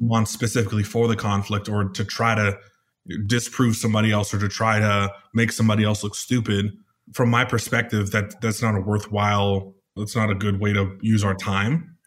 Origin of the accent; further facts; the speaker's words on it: California, United States; now in Arizona, United States; I'm from California here in the United States. I live in Arizona right now